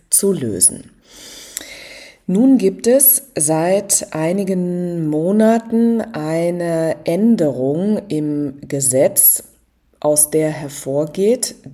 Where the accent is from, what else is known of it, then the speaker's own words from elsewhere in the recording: Rhineland, Germany; Ich bin selber auch aus dem Rheinland